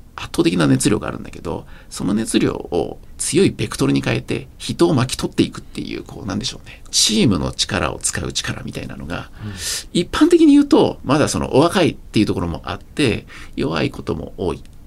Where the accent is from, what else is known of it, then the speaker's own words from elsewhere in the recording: Japan; first language Japanese; 私高校までは人口2万人のあの軍部の出身でして